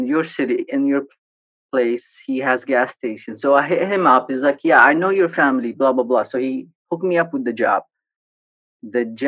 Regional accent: Sana'a, Amanat Al Asimah, Yemen; moved away as an adult; also born or lived in Taiz, Yemen; now in United States; Born and raised in Yemen, in Sana'a. I was born in Taiz, actually, but I was raised in Sana'a all my life.

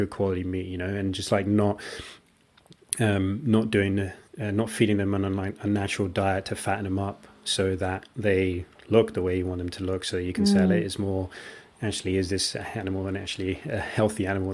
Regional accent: India; that's the country that I grew up in, we just had tons of rice.

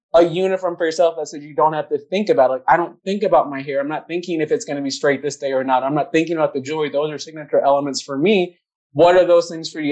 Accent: Minnesota, United States; black girl growing up in Minnesota

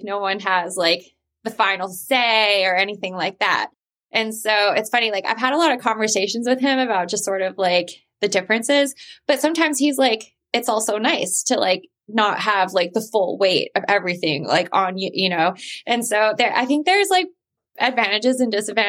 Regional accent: Mississippi, United States; moved away as an adult; now in New York, United States; I moved to New York City from Mississippi when I was 18

